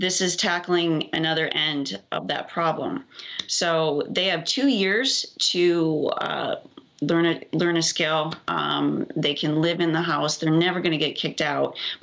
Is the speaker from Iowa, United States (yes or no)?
yes; Iowa, United States; I'm from Iowa